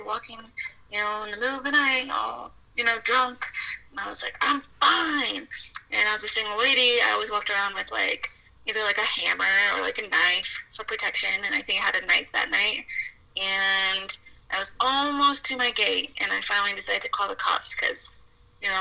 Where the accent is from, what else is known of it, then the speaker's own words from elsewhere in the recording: Colorado Springs, Colorado, United States; Colorado Springs, Colorado